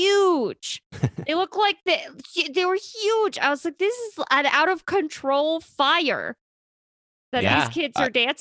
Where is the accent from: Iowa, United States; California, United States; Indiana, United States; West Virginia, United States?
California, United States; Orange County; Listen, Zach and I grew up in Orange County.